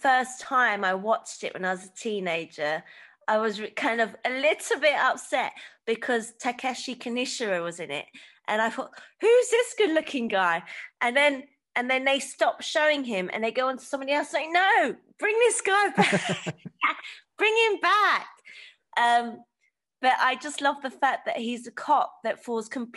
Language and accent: English; Hong Kong; my dad's from Hong Kong and I grew up in Hong Kong also